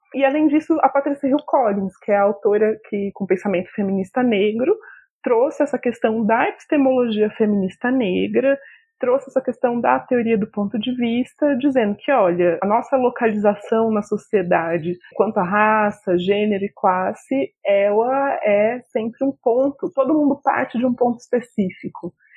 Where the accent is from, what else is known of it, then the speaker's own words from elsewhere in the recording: interior of São Paulo, Brazil; now in Brasília, Brazil; Eu cresci no interior de São Paulo, em uma cidade com muitas pessoas brancas